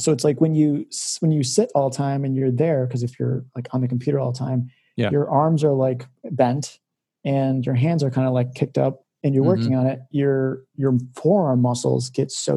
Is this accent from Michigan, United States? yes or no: no; McHenry, Illinois, United States; I'm from McHenry